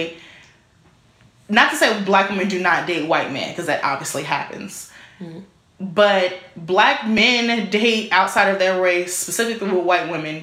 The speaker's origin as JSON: {"language": "English", "town": "Chicago", "region": "Illinois", "country": "United States", "tie": "born or raised there", "said": "I can only speak inner city because I grew up in Chicago"}